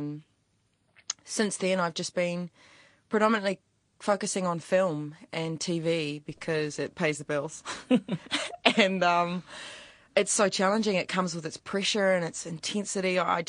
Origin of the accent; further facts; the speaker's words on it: New Zealand; accent: New Zealand; I made my New Zealand accent as sort of fresh as possible, like that I was from out west, actually.